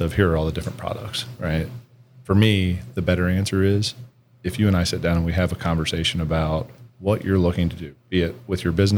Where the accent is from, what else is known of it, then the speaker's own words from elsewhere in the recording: New Madison, Ohio, United States; moved away as an adult; also born or lived in Akron, Ohio / Cleveland, Ohio; now in Columbus, United States; I grew up on the west side of Ohio, a small community called New Madison